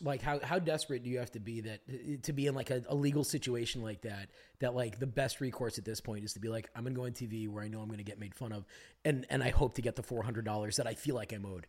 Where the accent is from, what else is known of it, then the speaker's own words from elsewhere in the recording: Glenview, Illinois, United States; now in Los Angeles, United States; She works in Glenview, where I'm from in Chicago